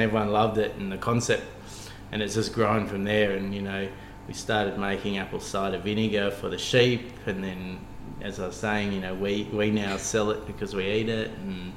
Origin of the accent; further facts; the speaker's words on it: Cooma, New South Wales, Australia; I grew up on a sheep farm, so we grew up near Cooma in the Monero on a Merino farm